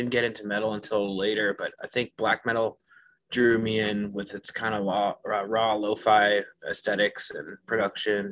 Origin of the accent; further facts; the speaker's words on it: just outside of Lowell, Massachusetts, United States; moved away as an adult; also born or lived in New York / Boston; now in Oakland, United States; I grew up in the Northeast, just outside of Lowell, Massachusetts